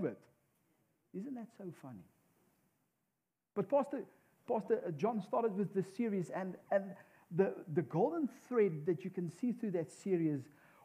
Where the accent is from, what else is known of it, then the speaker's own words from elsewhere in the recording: South Africa; moved away as an adult; we come from South Africa.